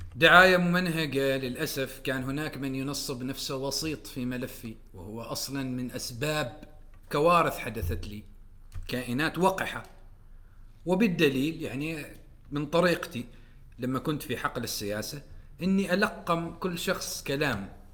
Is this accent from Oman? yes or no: yes; Oman; moved away; نحن كعمانيين